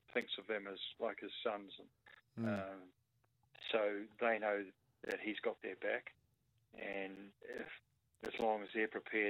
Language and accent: English; Rotorua, Bay of Plenty, New Zealand; now in Melbourne, Australia; growing up in Rotorua amongst a lot of the Maori folk, where half the class was Maori background